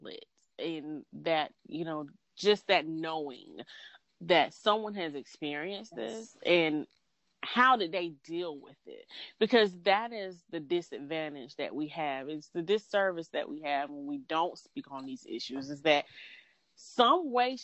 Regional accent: Georgia, United States; I'm from Georgia

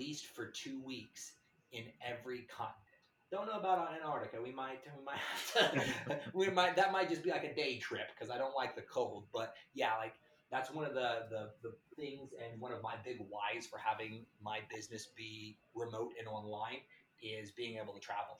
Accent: Tulsa, Oklahoma, United States; I'm a guy from Tulsa, Oklahoma. It's like a nowhere place.

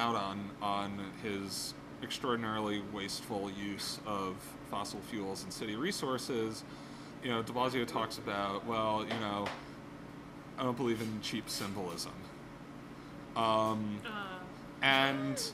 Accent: New York City, New York, United States; I grew up in Park Slope

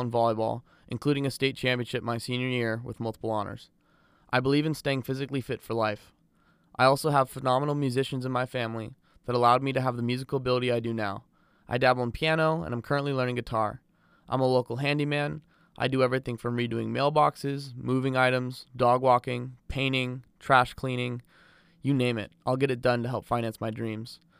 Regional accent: south of Los Angeles, Southern California, United States; I was raised in Southern California, south of L

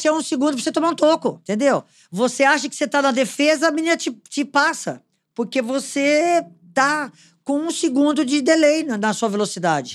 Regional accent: Potirendaba, São Paulo, Brazil; Eu sou de uma cidade do interior de São Paulo, perto de São João do Rio Preto, chamada Potirendaba.

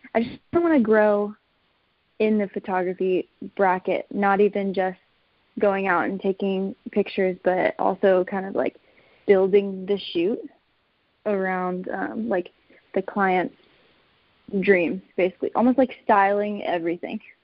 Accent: Texas, United States; moved away as an adult; now in Phoenix, United States; I'm actually born and raised in Texas, and my family moved here my sophomore year of college.

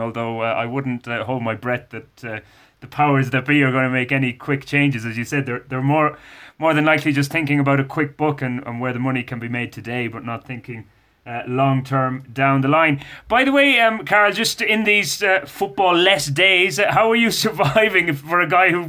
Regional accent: Roscommon, Connacht, Ireland; now in Bogota, Colombia; I'm from Roscommon

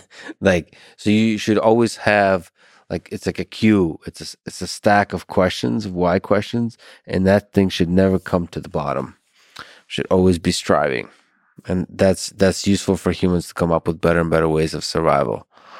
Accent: Philadelphia, Pennsylvania, United States; I'm from Philadelphia. So yeah.

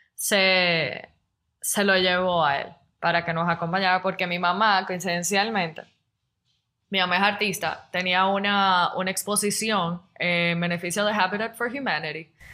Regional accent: La Romana, Dominican Republic; yo soy de la Romana

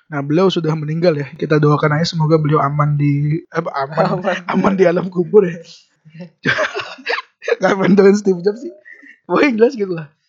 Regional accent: Depok, West Java, Indonesia; born there; alasan kenapa kita lahir di negara ini dan ada alasan kenapa kita lahir di Depok gitu

